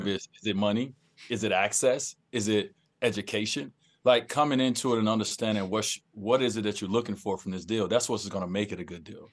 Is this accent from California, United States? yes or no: no; Chicago, Illinois, United States; where I grew up in Chicago